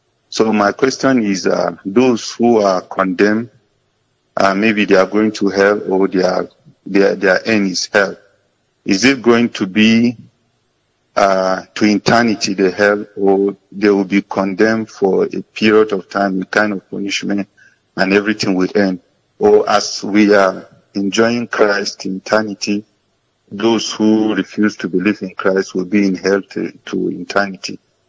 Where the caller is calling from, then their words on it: Jos, Plateau, Nigeria; I'm calling from Jos.